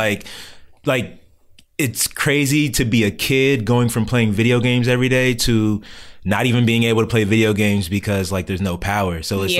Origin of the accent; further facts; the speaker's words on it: Montgomery County, Maryland, United States; I've been in Mo County most of my life too.